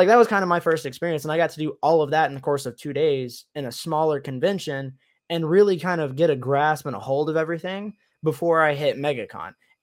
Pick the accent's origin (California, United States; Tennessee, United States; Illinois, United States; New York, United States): Tennessee, United States; moved away as an adult; also born or lived in Michigan; now in Florida, United States; I grew up in Tennessee